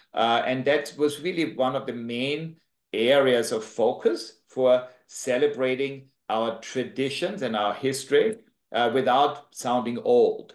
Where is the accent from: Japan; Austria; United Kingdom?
Austria; accent: Austrian; moved away as an adult; now in Jamaica; I'm from Austria originally. I have this tremendous Austrian accent that I just never lost